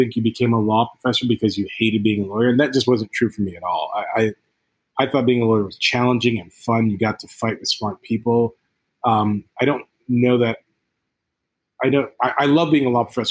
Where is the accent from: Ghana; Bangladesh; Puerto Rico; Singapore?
Ghana; moved away; also born or lived in United States; I grew up in Ghana, West Africa, born in the States, but grew up in Ghana.